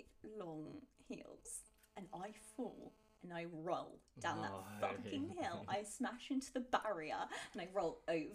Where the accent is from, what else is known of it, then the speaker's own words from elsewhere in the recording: Australia; accent: Australian; I think it's because I like break my Australian accent